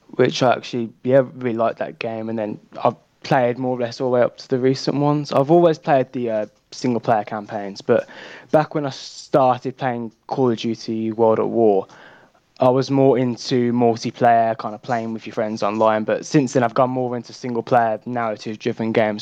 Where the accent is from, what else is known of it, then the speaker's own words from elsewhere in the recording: Birmingham, West Midlands, United Kingdom; I'm from Birmingham in the UK